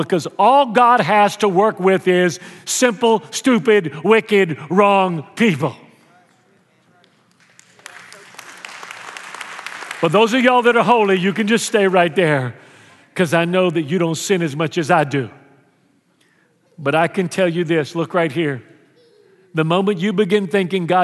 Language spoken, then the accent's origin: English; Houston, Texas, United States; when I was a kid growing up in Houston